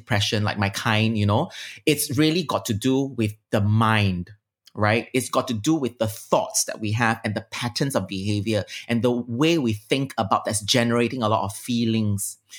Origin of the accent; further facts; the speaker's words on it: Singapore; I'm very Heartlander and I'm very Singaporean